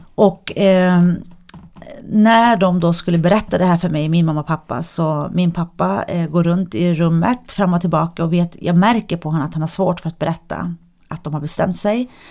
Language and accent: Swedish; Sweden; jag är ju född och uppvuxen i Sverige